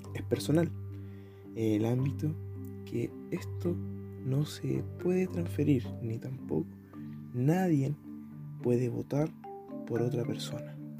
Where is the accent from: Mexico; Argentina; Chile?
Chile; soy chileno